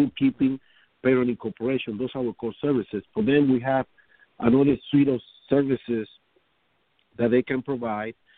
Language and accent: English; Dominican Republic; now in New York City, United States; I am from the Dominican Republic